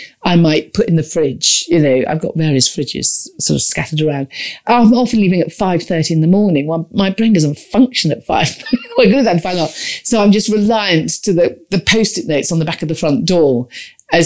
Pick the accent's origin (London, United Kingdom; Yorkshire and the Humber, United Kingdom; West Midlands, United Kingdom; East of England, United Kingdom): West Midlands, United Kingdom; Warwickshire near Stratford-upon-Avon; I grew up in Warwickshire near Stratford-on-Avon, near the river